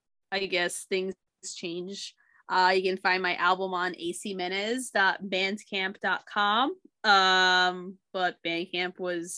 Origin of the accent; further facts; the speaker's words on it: New Jersey, United States; I'm like, I'm from Jersey, man.